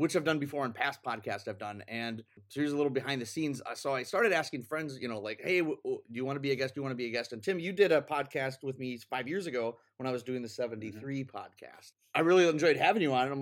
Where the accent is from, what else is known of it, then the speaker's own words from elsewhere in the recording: Minneapolis, Minnesota, United States; I'm from Minneapolis originally